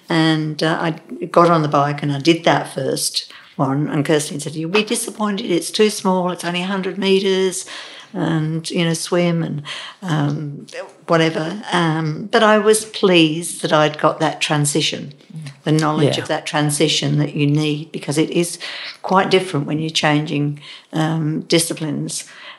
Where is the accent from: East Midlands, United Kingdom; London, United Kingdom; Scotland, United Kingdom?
East Midlands, United Kingdom; Derby; Being English, a lot of people don't swim, but my father sort of threw us in and said, "Swim." We lived in Derby, where Matlock Bath is around, and we'd go up there.